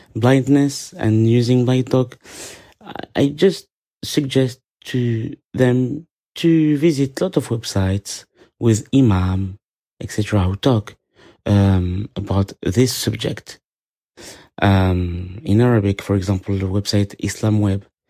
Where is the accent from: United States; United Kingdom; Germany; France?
France; English is a second language; I'm Muslim and I am from France